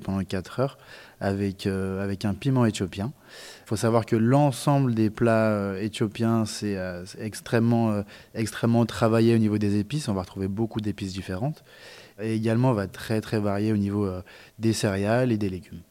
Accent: France; chez nous en France

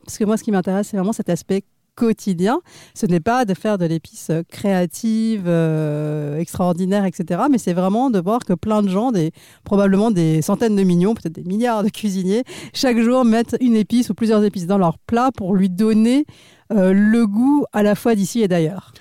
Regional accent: India; moved away; je suis née en Inde

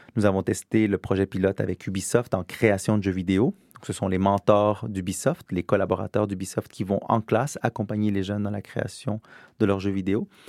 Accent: Quebec, Canada; now in France; je suis québécois, j'habite en France, mais je suis québécois

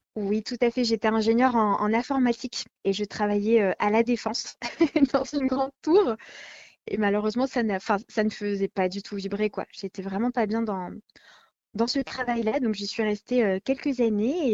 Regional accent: France; chez nous, en France

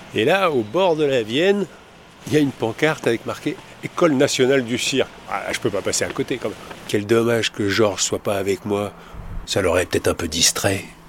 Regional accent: Costa Rica; moved away as an adult; now in France; Je viens de Costa Rica et de faire une école de cirque là-bas

